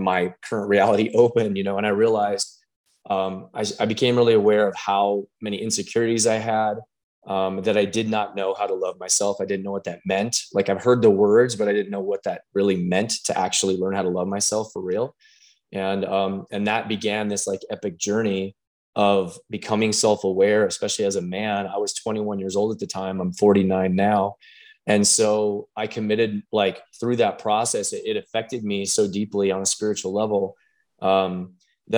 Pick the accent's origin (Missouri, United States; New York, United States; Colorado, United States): Colorado, United States; Pueblo; I'm born and raised in Pueblo, Colorado